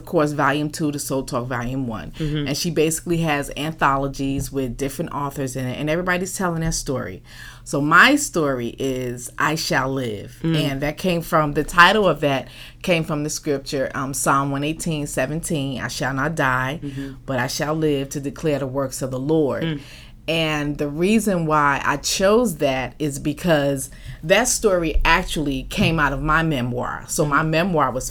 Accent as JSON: {"language": "English", "town": "Newark", "region": "New Jersey", "country": "United States", "tie": "born or raised there", "moved": "yes", "lives_now": "Los Angeles, United States", "said": "I was born and raised in Newark, New Jersey. I live in LA now. I've been out here for about 20 years now."}